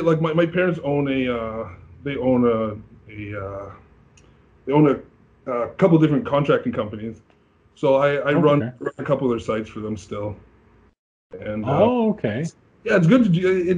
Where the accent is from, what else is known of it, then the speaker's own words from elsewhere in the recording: Mississauga, Ontario, Canada; also born or lived in Toronto; Grew up in Mississauga